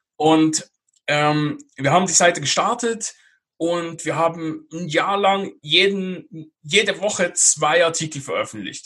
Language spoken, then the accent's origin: German; Basel, Basel-Stadt, Switzerland; moved away as an adult; meine Heimatstadt, über Basel